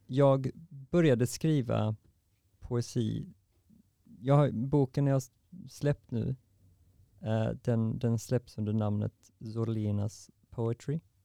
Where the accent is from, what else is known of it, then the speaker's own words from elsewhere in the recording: Varberg, Halland County, Sweden; moved away; jag kom från Varberg och nu sitter jag här